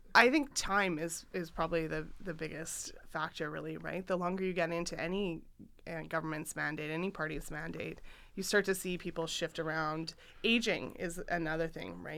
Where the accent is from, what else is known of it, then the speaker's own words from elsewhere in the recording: Saskatchewan, Canada; moved away; I grew up in Saskatchewan